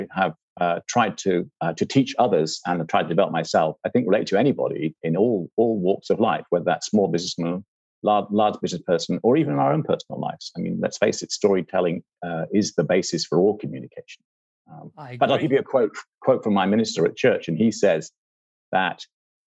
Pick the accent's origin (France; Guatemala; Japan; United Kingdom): United Kingdom; England; also born or lived in California; I'm English, you can tell that, and that, you know, grew up in England